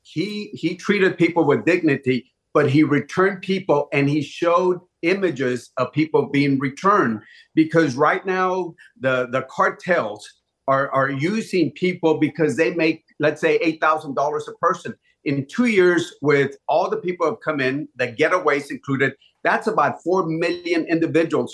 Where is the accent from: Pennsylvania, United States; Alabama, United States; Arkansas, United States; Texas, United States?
Texas, United States; Laredo; my hometown of Laredo